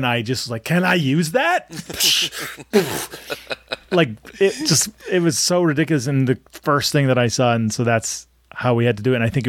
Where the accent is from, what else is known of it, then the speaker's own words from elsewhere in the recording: Springfield, Massachusetts, United States; moved away; The pizza place that I grew up going to in Springfield, Massachusetts